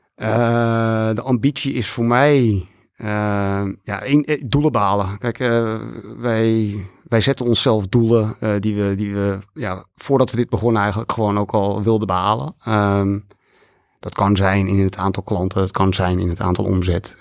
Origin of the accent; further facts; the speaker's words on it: Netherlands; wij zijn Nederlanders